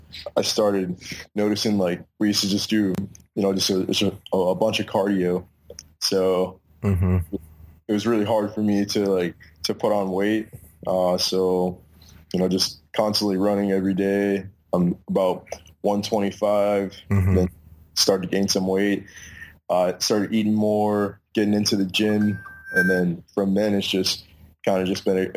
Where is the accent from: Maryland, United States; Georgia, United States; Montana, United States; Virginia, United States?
Maryland, United States; near Baltimore; I grew up in Maryland, about 15 minutes out from Baltimore